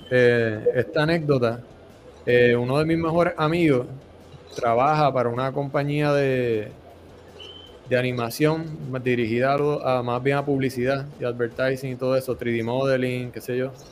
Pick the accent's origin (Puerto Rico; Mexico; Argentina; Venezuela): Puerto Rico; muchachos así como yo, como André, como tú, como yo, puertorriqueños